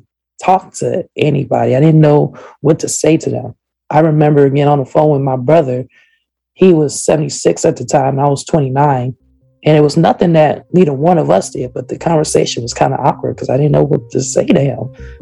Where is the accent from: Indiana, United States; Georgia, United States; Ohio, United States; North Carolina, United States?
Ohio, United States; moved away; also born or lived in Central Florida; originally I am from Ohio. So that's where I'm from, a small city in Ohio